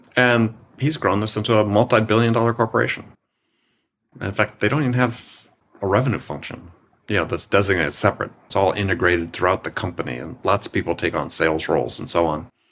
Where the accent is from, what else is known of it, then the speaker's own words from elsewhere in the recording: Wisconsin, United States; I'm from Wisconsin